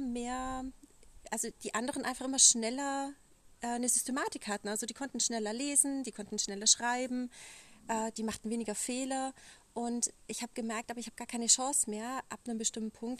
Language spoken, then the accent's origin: German; Allgäu, Bavaria, Germany; ich komme aus dem Allgäu